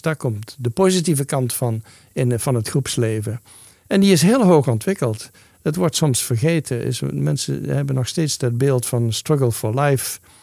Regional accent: Netherlands; moved away; Ik ben een Nederlander

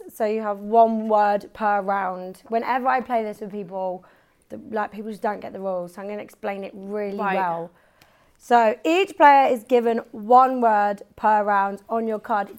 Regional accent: Bicester, South East England, United Kingdom; I'm from Bicester. I don't know if you know Bicester.

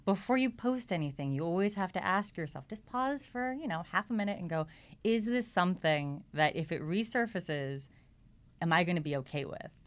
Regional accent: Los Angeles, California, United States; also born or lived in New York; I actually grew up, uh, in Echo Park, so over here

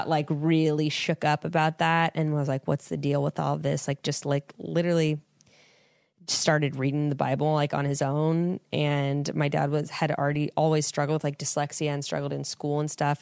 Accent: Fresno, California, United States; born and raised in Fresno, California

